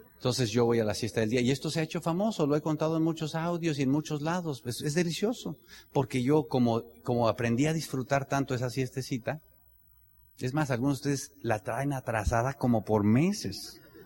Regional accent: Tenancingo, Mexico; yo soy de Tenancingo

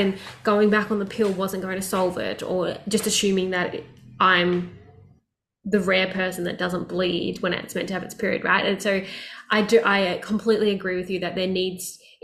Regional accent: Melbourne, Victoria, Australia; where I grew up in Australia, which was Melbourne

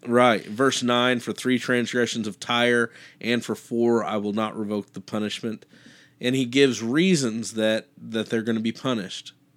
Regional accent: Kansas, United States; I, I grew up in Kansas

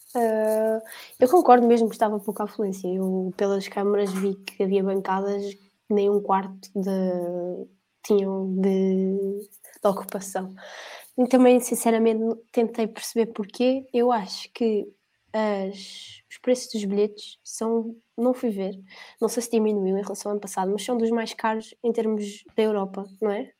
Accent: Portugal; eu, como português

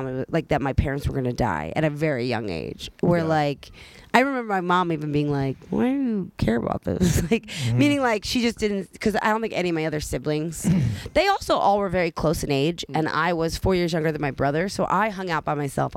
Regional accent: Delco, Pennsylvania, United States; I grew up in Delco

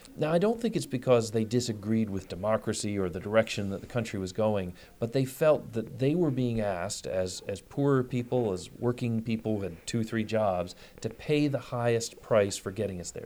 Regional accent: Detroit, Michigan, United States; I'm, I'm from Detroit. I'm a Midwesterner

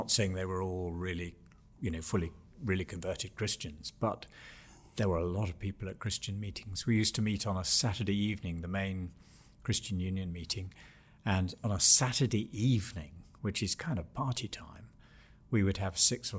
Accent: England, United Kingdom; I was brought up, and this will seem very odd to many listeners, but I was brought up in England. I was born in 1953. And in my childhood, formal Church of England church going was quite a normal thing.

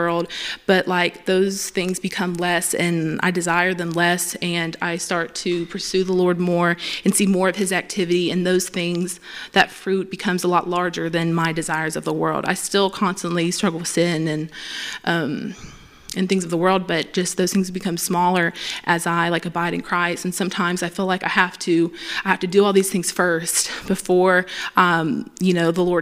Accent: Pineville, Louisiana, United States; I'm from here

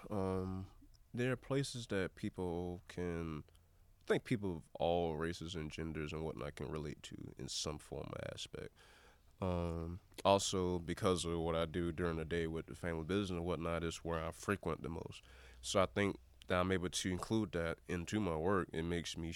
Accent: Southeast, United States; for a kid growing up in the Southeast, a black kid growing up in the Southeast

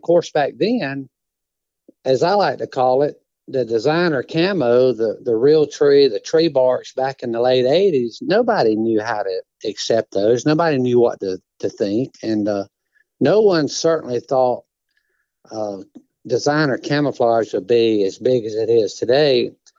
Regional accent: South Carolina, United States; moved away as an adult; now in LaGrange, United States; I grew up in South Carolina.

